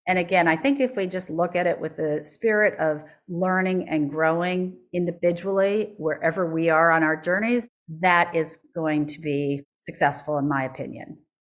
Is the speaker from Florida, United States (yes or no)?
no; Minneapolis, Minnesota, United States; Minneapolis, which is my hometown